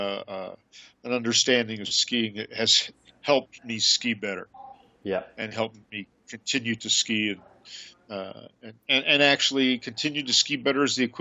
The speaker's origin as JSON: {"language": "English", "region": "Colorado", "country": "United States", "tie": "born or raised there", "said": "I grew up in Colorado"}